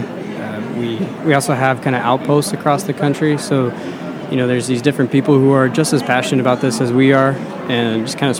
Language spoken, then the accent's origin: English; Colorado, United States; we're from Colorado